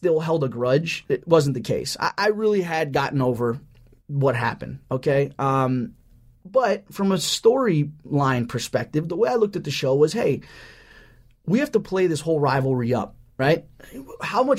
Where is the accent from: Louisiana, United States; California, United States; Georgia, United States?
California, United States; Orange County; I'm from Orange County here